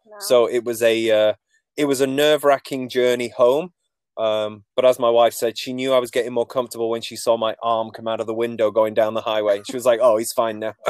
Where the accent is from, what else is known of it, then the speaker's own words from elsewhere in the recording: Manchester, North West England, United Kingdom; moved away as an adult; now in Canada; I'm not from Nova Scotia, as you can probably tell from my accent. Um, so I grew up in uh, Manchester, England.